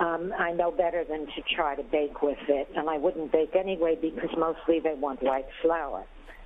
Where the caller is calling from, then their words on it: New York City, New York, United States; I'm calling from the Bronx.